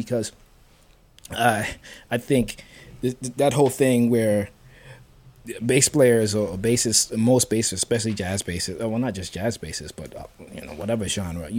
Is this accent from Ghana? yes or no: no; U.S. Virgin Islands; growing up in St. Thomas